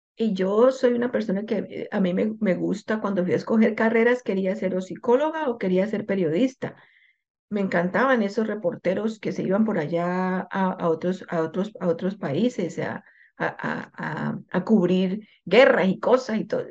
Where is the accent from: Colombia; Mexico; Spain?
Colombia; moved away as an adult; yo soy eh, colombiana y yo hablo de mi cultura. Nosotros los colombianos